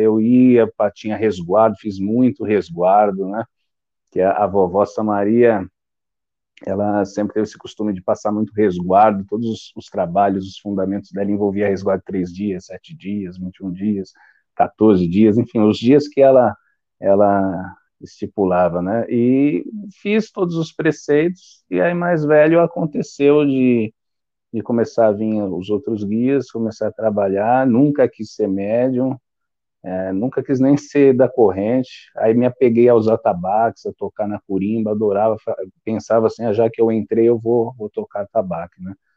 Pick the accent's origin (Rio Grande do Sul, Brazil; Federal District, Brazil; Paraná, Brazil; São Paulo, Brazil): São Paulo, Brazil; eu sou de São Paulo, capital